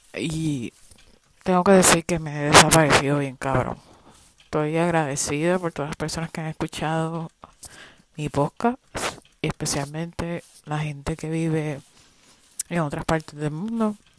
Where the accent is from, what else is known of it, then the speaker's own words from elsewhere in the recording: Puerto Rico; yo soy puertorriqueña